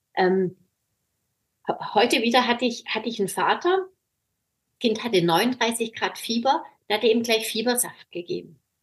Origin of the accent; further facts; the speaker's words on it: Swabia, Germany; moved away as an adult; now in Baltic Sea coast, Germany; hier an der Ostsee gelandet als Schwäbin